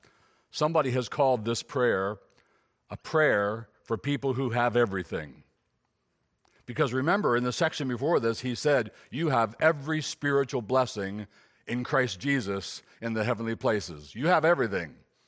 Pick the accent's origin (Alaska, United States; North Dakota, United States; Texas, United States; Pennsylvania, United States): Pennsylvania, United States; Gettysburg; born there; So I was born in 54 in Gettysburg, PA, and I have an earthly father.